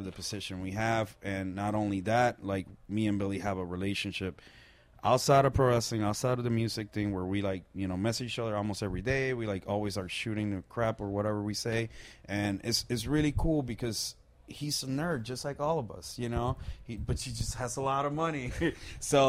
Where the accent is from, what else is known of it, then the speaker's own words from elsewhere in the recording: Puerto Rico; I'm from Puerto Rico, born and raised, you know, like from a small island in the Caribbean, from a very small town.